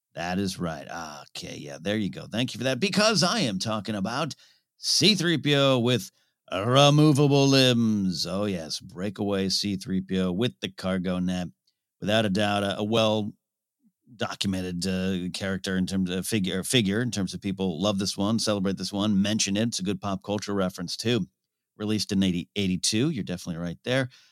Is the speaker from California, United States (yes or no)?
yes; California, United States; also born or lived in Orange, California; my hometown of Rio Grande, California